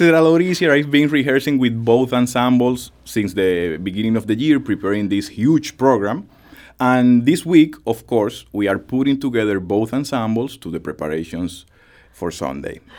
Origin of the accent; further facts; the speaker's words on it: Dominican Republic; moved away; my country, the Dominican Republic